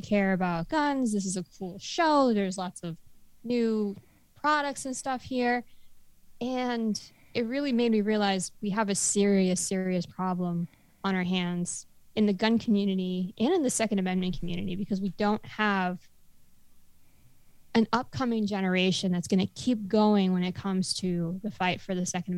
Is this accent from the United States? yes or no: yes; Florida, United States; We hail from South Florida